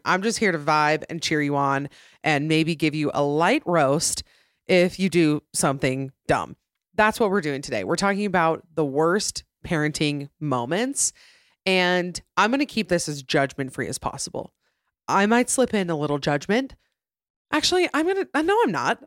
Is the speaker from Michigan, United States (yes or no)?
no; Utah, United States; right here in my home state of Utah